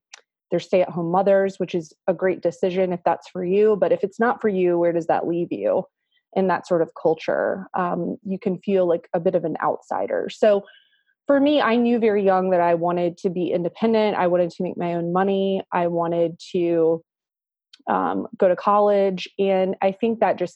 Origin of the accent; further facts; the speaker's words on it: Marietta, Georgia, United States; also born or lived in Atlanta, Georgia; I was born in Atlanta, and my dad is from Atlanta. My mom is from Florida, but she went to nursing school in Atlanta, and that's where they met. And we moved to the suburbs of Atlanta, which is Marietta is a suburb of Atlanta. When I was a young kid, I started kindergarten in Marietta and went from kindergarten all the way through 12th grade in the same school system